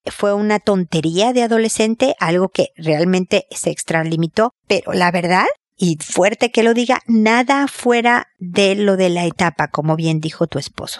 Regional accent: Mexico; moved away; mudarse a, México, a mi tierra

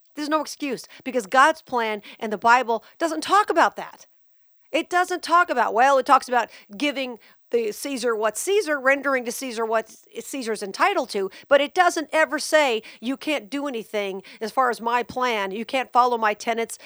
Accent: Las Vegas, Nevada, United States; my life growing up in Vegas

